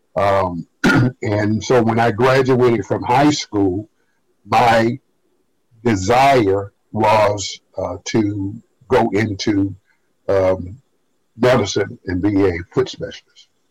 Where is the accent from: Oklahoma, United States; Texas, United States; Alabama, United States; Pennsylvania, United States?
Alabama, United States; Birmingham; moved away as an adult; also born or lived in Montgomery, Alabama; I was raised in Birmingham, in segregated Birmingham